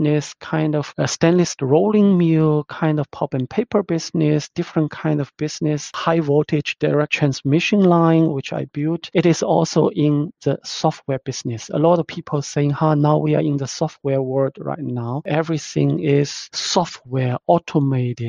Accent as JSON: {"language": "English", "country": "China", "moved": "as an adult", "lives_now": "Germany", "said": "I'm originally coming from China"}